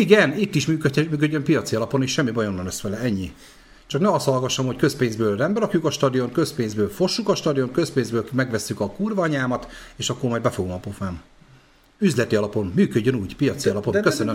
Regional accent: Debrecen, Hajdú-Bihar, Hungary; Debreceni vagyok

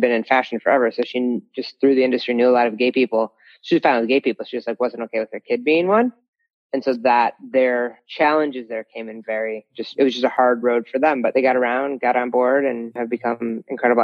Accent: Ohio, United States; moved away as an adult; also born or lived in Colorado; I grew up in Ohio

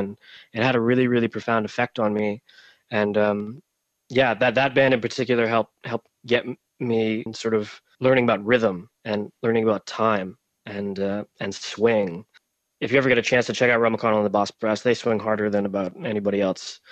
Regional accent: Canada; also born or lived in Romania; My parents here in Canada

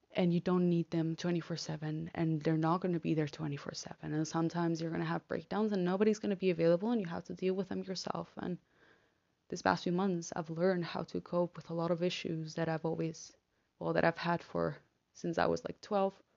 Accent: Argentina; now in Netherlands; I'm from Argentina

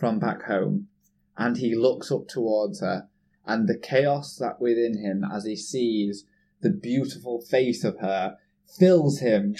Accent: England, United Kingdom; we're English

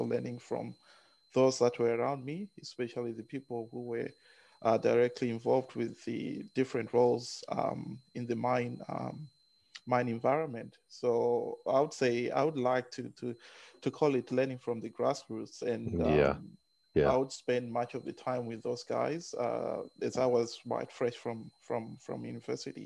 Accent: Zimbabwe; now in Brisbane, Australia; I was born in Zimbabwe. I'm Zimbabwean and did most of my early education in Zimbabwe.

